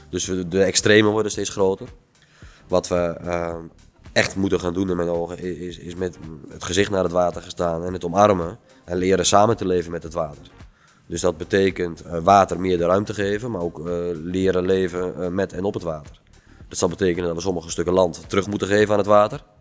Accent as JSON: {"language": "Dutch", "country": "Netherlands", "said": "We, zijn als Nederlanders heel erg gewend om met de rug naar het water te staan, het water buiten te houden."}